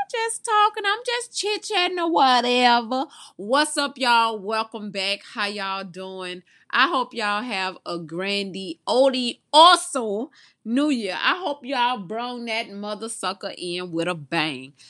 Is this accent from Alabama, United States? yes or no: yes; Mobile, Alabama, United States; I'm from Mobile, the original home of Mardi Gras